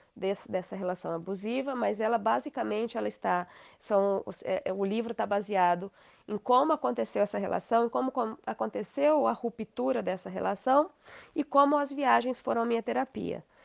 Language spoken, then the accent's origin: Portuguese; Inajá, Paraná, Brazil; also born or lived in Maringá / Lobato; Eu nasci em Maringá, a minha família é de Lobato, que é próxima a Maringá, então toda a minha família é dali, dali de Maringá, de, desculpa, de Lobato. E eu morei dos dois anos até, até os 18 anos em Inajá